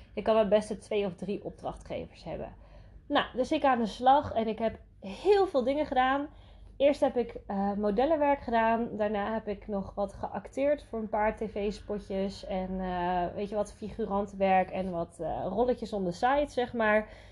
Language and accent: Dutch; Netherlands; Ik ben ook geboren en getogen in Nederland